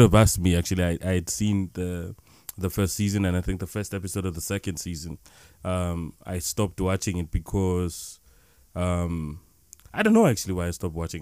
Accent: South Africa; we come from South Africa

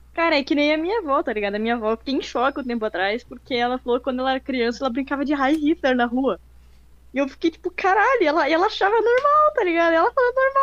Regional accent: Brazil; a gente mora no Brasil, a gente cresceu na, no Brasil a vida inteira

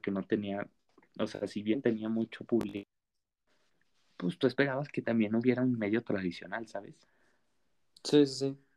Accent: Madrid, Community of Madrid, Spain; la verdad yo que soy de Madrid me dolió que que se fuera la Liga española

